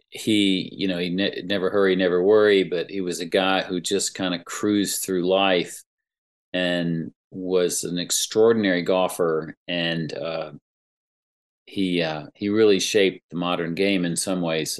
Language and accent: English; Greensboro, North Carolina, United States; my hometown Greensboro paper